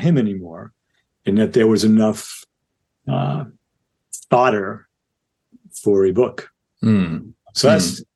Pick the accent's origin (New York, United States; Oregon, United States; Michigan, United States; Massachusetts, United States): New York, United States; Yonkers; I grew up in Yonkers, New York